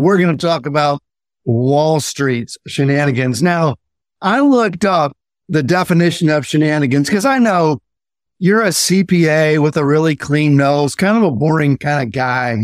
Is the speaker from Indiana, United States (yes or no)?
yes; Indiana, United States; I grew up in Indiana and we got a lot of snow.